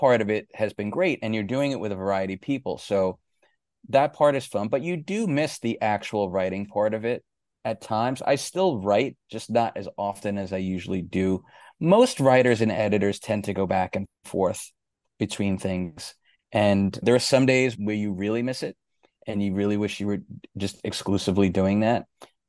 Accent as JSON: {"language": "English", "region": "New York", "country": "United States", "tie": "born or raised there", "said": "Growing up in New York, we had these rock stations. There were two big rock stations in New York."}